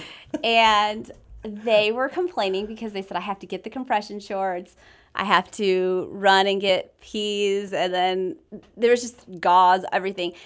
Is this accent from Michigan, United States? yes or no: yes; Michigan, United States; moved away as an adult; also born or lived in the western US; born and raised in Michigan, uh, moved out west, lived out west for seven years